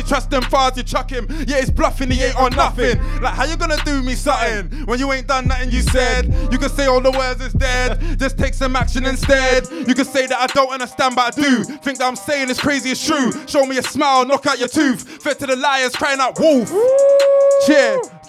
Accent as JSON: {"language": "English", "region": "London", "country": "United Kingdom", "said": "I'm from London, born St. George's, baby, gorgeous too. Went from council estate to a council house"}